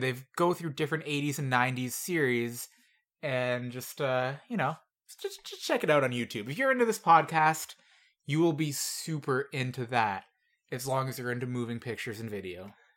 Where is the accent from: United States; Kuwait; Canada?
Canada; As a Canadian